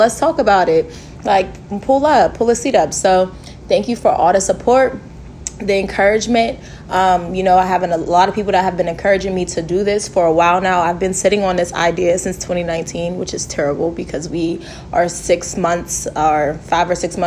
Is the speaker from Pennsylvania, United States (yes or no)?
yes; Pittsburgh, Pennsylvania, United States; I'm originally from Pittsburgh, Pennsylvania